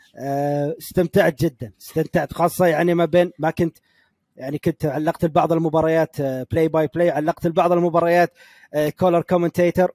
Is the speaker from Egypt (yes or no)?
no; Ha'il, Ha'il Province, Saudi Arabia; accent: Ha'ili; أنا لهجتي حائلية من حائل